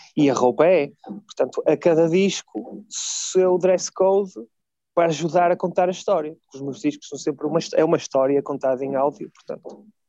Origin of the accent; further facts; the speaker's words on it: Vila Nova de Gaia, Porto District, Portugal; simplesmente sou de Gaia